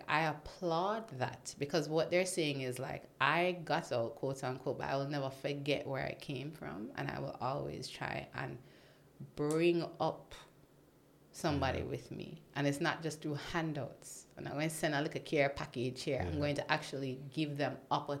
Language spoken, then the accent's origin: English; Jamaica; moved away as an adult; also born or lived in United States; I'm from Jamaica